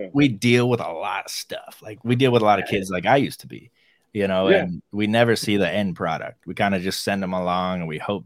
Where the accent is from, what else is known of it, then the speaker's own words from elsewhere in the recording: Ann Arbor, Michigan, United States; also born or lived in Chile; I grew up in Ann Arbor, Michigan